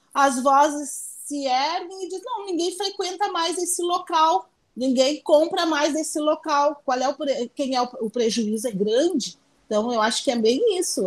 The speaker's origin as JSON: {"language": "Portuguese", "town": "São Leopoldo", "region": "Rio Grande do Sul", "country": "Brazil", "tie": "born or raised there", "said": "eu nasci em São Leopoldo"}